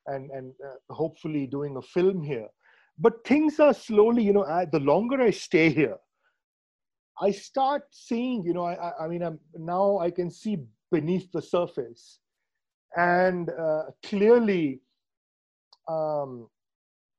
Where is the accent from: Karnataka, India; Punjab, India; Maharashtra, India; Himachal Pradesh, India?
Maharashtra, India; Mumbai; moved away; I grew up in Bombay